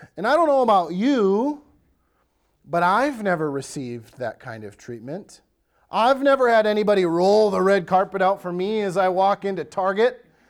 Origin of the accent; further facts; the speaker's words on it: Wisconsin, United States; now in Lakeland, Minnesota, United States; I grew up in Wisconsin